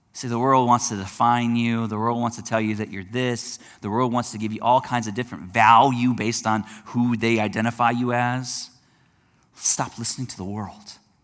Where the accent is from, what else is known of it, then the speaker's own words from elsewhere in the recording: United States; I'm an American